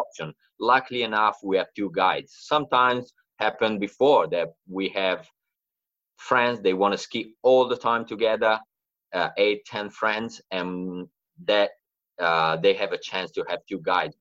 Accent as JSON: {"language": "English", "country": "Italy", "moved": "as an adult", "lives_now": "Australia", "said": "I moved to Australia like eight years ago, and uh, I'm from Italy, uh, the Italian side of the Alps."}